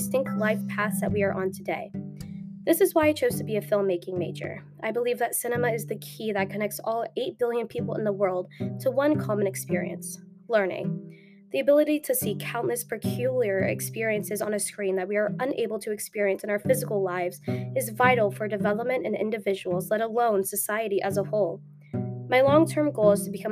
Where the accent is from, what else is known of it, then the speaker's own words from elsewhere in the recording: Frierson, Louisiana, United States; moved away; also born or lived in Dallas, Texas / Shreveport, Louisiana; I'm from Dallas, Texas, but I was born in Frierson, Louisiana, which has a whopping population of 209 people.